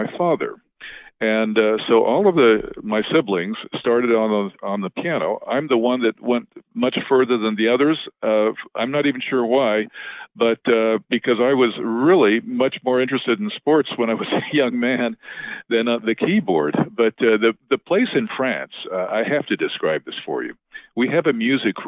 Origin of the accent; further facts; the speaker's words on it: Utah, United States; now in California, United States; I grew up in Utah